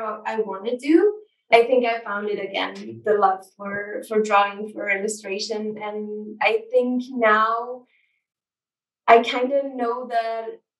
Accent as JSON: {"language": "English", "region": "Ljubljana", "country": "Slovenia", "tie": "born or raised there", "said": "I'm from Ljubljana. That's the capital of Slovenia. I pretty much grew up in the city."}